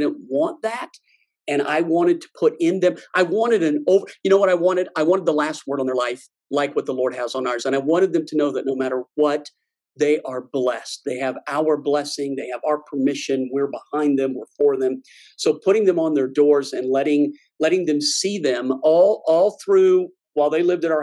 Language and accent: English; Cajun, Louisiana, United States; I'm Cajun, so we call that the lagniappe